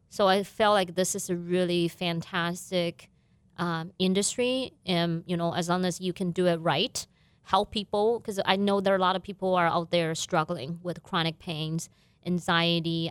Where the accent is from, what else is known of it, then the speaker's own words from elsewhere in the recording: southern China, China; moved away as an adult; also born or lived in Beijing; now in Fargo, United States; My family still live in my hometown city in southern China.